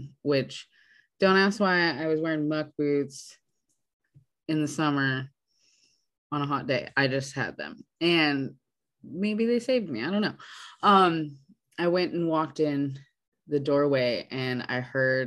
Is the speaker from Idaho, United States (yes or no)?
yes; Idaho, United States; moved away; we grew up in Idaho